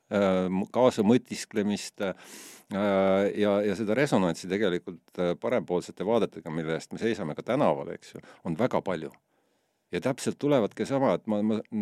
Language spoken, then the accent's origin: Estonian; Estonia; ma ütlen, et see on Eesti